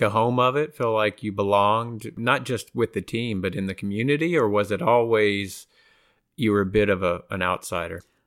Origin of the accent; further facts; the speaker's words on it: outside of Austin, Texas, United States; I grew up outside of Austin, Texas